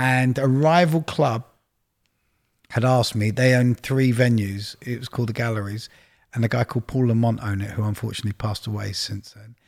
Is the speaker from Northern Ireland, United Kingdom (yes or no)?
no; London, United Kingdom; moved away as an adult; also born or lived in Leeds; I grew up in Widgemoor Hill, Palmer's Green